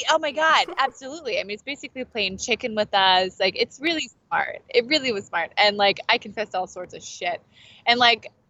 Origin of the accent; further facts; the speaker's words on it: Kansas City, Missouri, United States; also born or lived in Branson, Missouri; I'm primarily from Kansas City, Missouri, so that's kind of like where I climb. Um, but we lived in Branson for a while